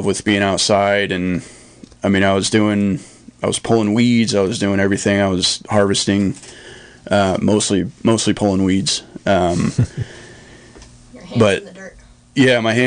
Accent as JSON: {"language": "English", "town": "Ukiah", "region": "California", "country": "United States", "tie": "born or raised there", "also_born_or_lived": "Lake County, California", "said": "I grew up in Ukiah, you know, in town."}